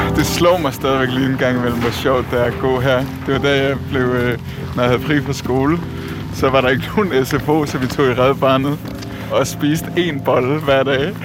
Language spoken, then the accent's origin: Danish; Tasiilaq, Greenland; now in Denmark; hele min barndom er jeg boet her. Nå. Vokset op her.